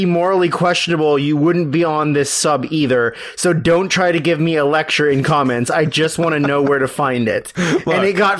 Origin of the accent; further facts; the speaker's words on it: Coquitlam, British Columbia, Canada; I grew up in Coquitlam, which is across the river from it